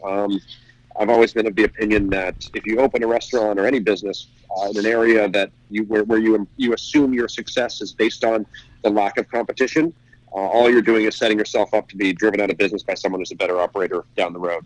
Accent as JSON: {"language": "English", "region": "New Jersey", "country": "United States", "tie": "born or raised there", "also_born_or_lived": "New York", "said": "I grew up in New Jersey"}